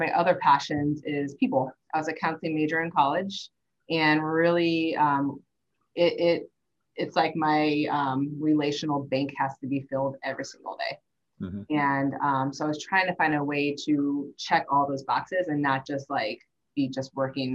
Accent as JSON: {"language": "English", "town": "St. Louis", "region": "Missouri", "country": "United States", "tie": "born or raised there", "said": "I grew up in St. Louis"}